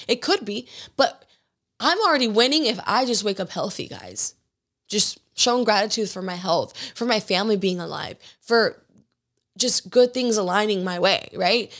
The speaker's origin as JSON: {"language": "English", "region": "Georgia", "country": "United States", "tie": "born or raised there", "said": "growing up in Georgia"}